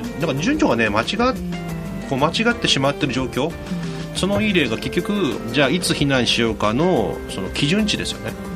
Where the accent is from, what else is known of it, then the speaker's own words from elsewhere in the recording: Kyushu, Japan; moved away; 僕なんか九州なので